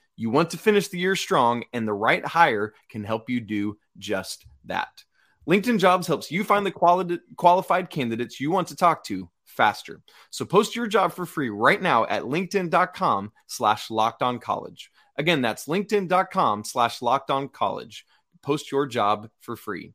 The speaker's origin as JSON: {"language": "English", "region": "England", "country": "United Kingdom", "moved": "yes", "said": "England, my home country"}